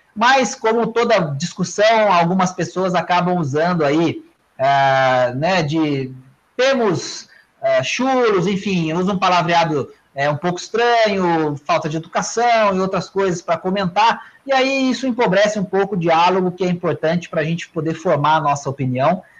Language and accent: Portuguese; interior of Minas Gerais, Brazil; accent: Mineirinho do interior; um sotaque que é o meu, que é do Mineirinho do interior